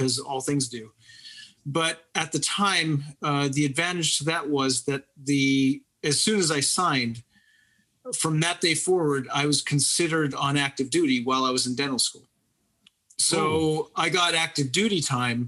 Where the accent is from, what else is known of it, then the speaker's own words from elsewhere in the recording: Pittsburgh, Pennsylvania, United States; moved away as an adult; also born or lived in Lancaster, Pennsylvania; now in Lancaster area, United States; I'm from Pittsburgh.